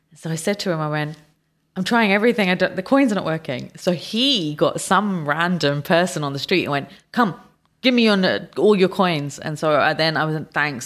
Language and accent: English; United Kingdom; moved away; my home country is the U K